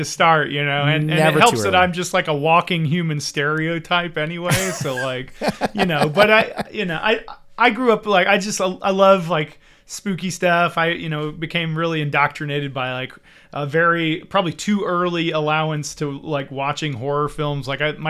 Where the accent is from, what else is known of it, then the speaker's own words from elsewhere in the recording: Georgia, United States; also born or lived in Germany; I was born in Germany. My dad was in the military. My mom was German. And we sort of moved around quite a bit for the first few years of my life. But we sort of settled down in Georgia